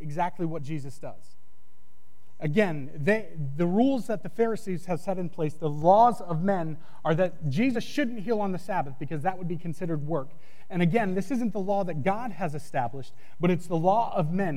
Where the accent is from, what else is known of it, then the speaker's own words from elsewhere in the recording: New England, United States; moved away; I grew up in New England